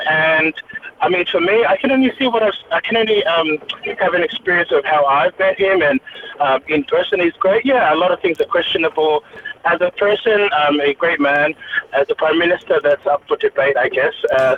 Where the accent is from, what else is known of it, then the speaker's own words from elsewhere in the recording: Samoa; also born or lived in Auckland, New Zealand; now in Australia; So I'm a New Zealand born Samoan, raised in Samoa, but now living in Australia. So I was born in Auckland, New Zealand, raised a little bit in New Zealand, then Australia, and then my early 20s spent that in Samoa